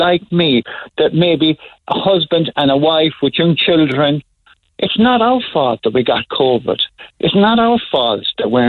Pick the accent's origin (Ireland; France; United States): Ireland; Douglas, Munster; No, I'm from Douglas.